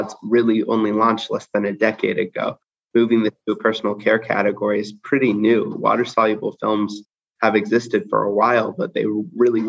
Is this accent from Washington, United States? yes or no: yes; Seattle, Washington, United States; I grew up in Seattle, Washington, the great Pacific Northwest.